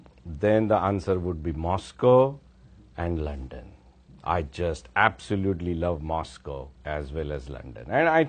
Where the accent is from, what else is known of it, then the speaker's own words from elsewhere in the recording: Mumbai, Maharashtra, India; I'm a city boy. I was born in Bombay. Raised in Bombay, went to school in Bombay at IIT Bombay.